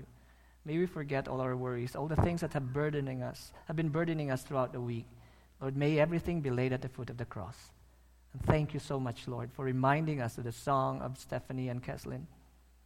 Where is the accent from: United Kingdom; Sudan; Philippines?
Philippines; I'm a Filipino.